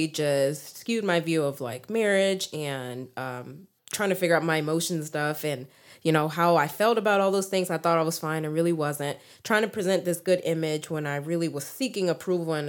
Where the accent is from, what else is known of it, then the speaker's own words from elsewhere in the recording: Texas, United States; also born or lived in Memphis, Tennessee; been here since I was 3, so born and raised here in Texas.